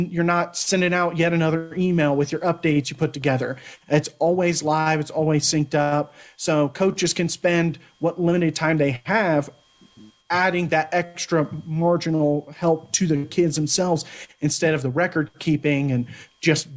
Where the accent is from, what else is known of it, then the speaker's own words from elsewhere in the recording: Pflugerville, Texas, United States; I'm from the Austin area, which has plenty of Central Texas talent. I came through the same class as Samaje Perine, so there are guys who at went to Hendrickson. I went to Pflugerville